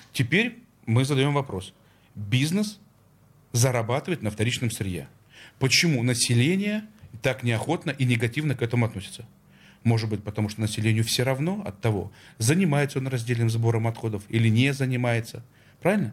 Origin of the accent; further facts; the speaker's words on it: Saint Petersburg, Russia; Я как петербуржец